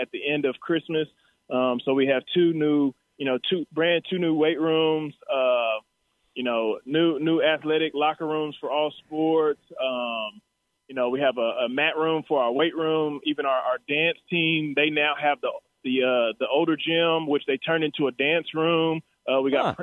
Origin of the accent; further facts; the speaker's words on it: Texas, United States; I was here from Texas